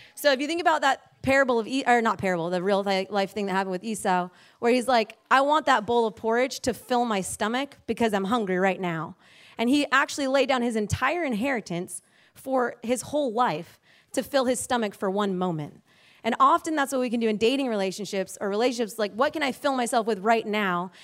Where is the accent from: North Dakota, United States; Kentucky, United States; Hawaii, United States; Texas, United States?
Hawaii, United States; moved away as an adult; we were born and raised in Hawaii